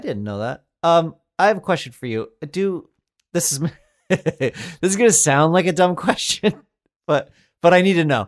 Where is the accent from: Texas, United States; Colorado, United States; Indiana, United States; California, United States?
Colorado, United States; I grew up in Colorado